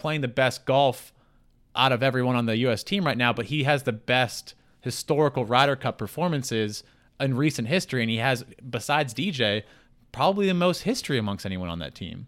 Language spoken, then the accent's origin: English; United States; We're all from the United States. We're all American citizens.